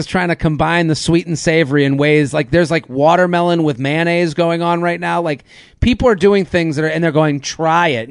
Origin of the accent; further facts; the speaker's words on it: Needham, Massachusetts, United States; I'm from Needham, outside of Boston